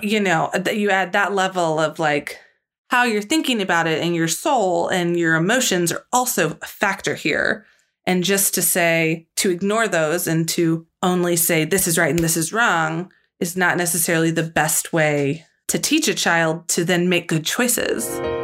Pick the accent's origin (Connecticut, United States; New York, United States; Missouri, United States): Missouri, United States; St. Louis; I grew up in the Saint Louis area